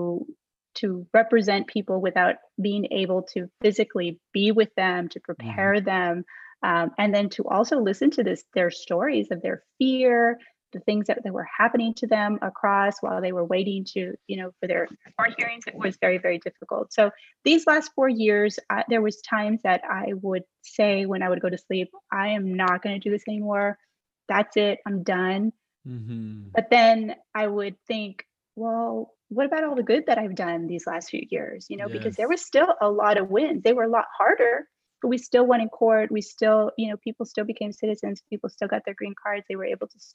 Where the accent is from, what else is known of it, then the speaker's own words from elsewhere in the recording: Texas, United States; I grew up in Texas. I'm from here. My family's from here